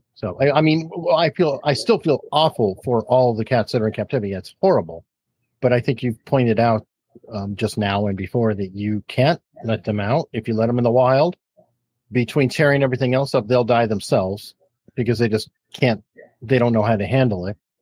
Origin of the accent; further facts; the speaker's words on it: Tucson, Arizona, United States; I grew up in Tucson, Arizona